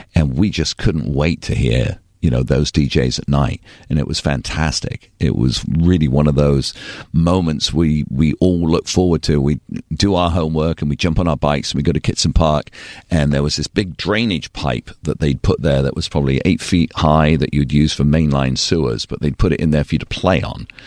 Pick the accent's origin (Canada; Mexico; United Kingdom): United Kingdom; Torquay, South West England; moved away; also born or lived in Bristol / Southern California; I was so blessed to grow up there